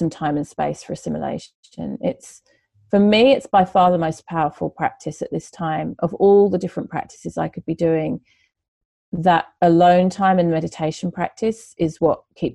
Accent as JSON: {"language": "English", "region": "England", "country": "United Kingdom", "moved": "yes", "said": "I'm originally from England"}